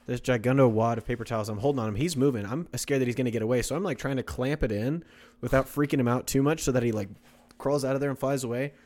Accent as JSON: {"language": "English", "region": "Kansas", "country": "United States", "also_born_or_lived": "Oklahoma", "moved": "yes", "said": "I'm from Oklahoma, or I'm from Kansas"}